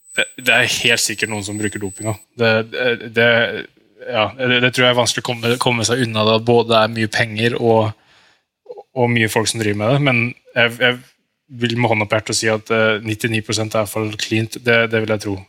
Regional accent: Norway; som en nordmann

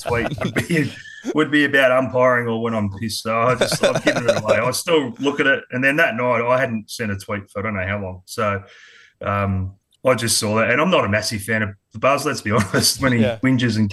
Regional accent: Adelaide, South Australia, Australia; also born or lived in Sydney; now in Queensland, Australia; I was born in Sydney, but moved over to Adelaide when I was quite young, about three and a half.

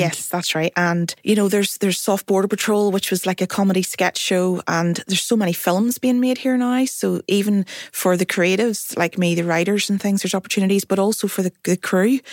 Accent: Belfast, Northern Ireland, United Kingdom; I am from Belfast, North Belfast

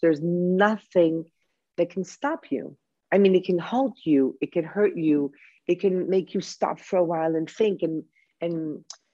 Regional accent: Chicago, Illinois, United States; also born or lived in New York; now in Greece; I was born in Chicago by Greek parents. And I have been living in Greece for the past 26 years

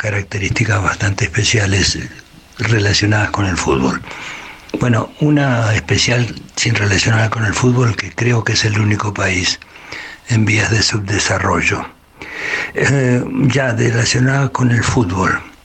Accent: Argentina; moved away; mi país de origen es Argentina

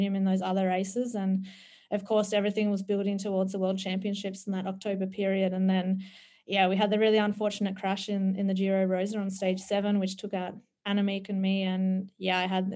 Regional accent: Australia; moved away as an adult; as a Aussie kangaroo who's normally used to being in the heat

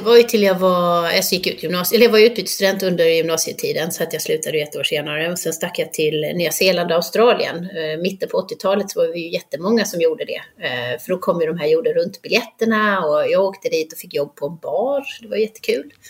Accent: Halmstad, Halland County, Sweden; moved away as an adult; also born or lived in Frösakull / Budapest; now in United States; Jag är uppvuxen i Halmstad

